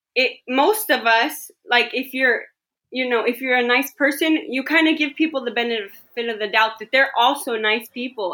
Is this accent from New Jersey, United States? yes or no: no; the Bay Area, California, United States; I'm from the Bay Area.